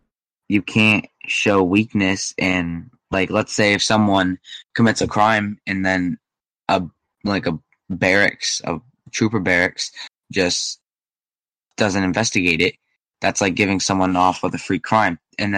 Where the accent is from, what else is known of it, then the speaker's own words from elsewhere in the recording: Vermont, United States; also born or lived in Boston; I'm from Vermont in the United States.